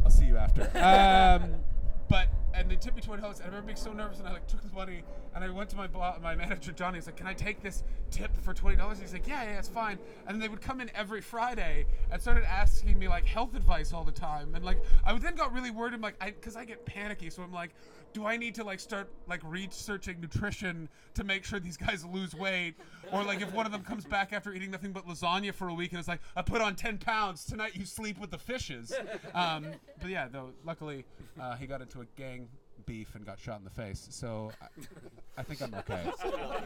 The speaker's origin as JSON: {"language": "English", "country": "Canada", "moved": "yes", "lives_now": "London, United Kingdom", "said": "I'm from Canada"}